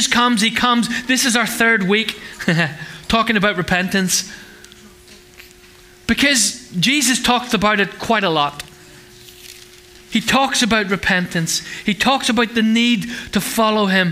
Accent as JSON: {"language": "English", "region": "Northern Ireland", "country": "United Kingdom", "tie": "born or raised there", "moved": "yes", "lives_now": "England, United Kingdom", "said": "We grew up in Northern Ireland"}